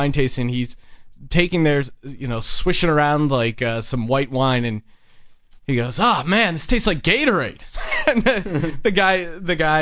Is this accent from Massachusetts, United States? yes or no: no; Pennsylvania, United States; moved away; I grew up in Pennsylvania